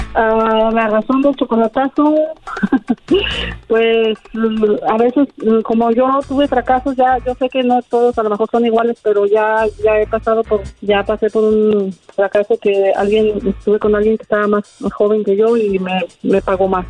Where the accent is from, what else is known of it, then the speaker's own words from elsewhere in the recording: San Luis Potosí, Mexico; yo soy de San Luis también